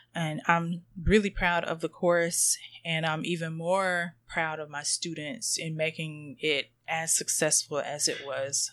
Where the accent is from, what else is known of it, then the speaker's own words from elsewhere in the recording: North Carolina, United States; I'm from North Carolina